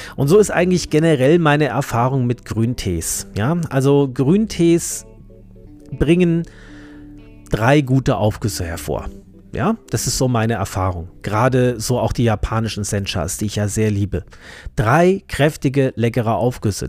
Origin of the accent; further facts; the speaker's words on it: Germany; also born or lived in Marburg; hier bei uns in Deutschland